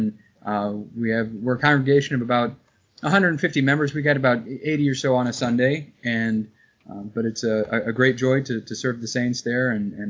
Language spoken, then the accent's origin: English; Fishers, Indiana, United States; moved away as an adult; also born or lived in Fort Wayne, Indiana / Seattle, Washington; now in Western Springs, United States; I'm originally from the Indianapolis area, a town called Fishers, which is was kind of a small like farm town when I was growing up, and now is a big suburb of Indianapolis. So grew up there, went to Indiana University, and majored in real estate finance there.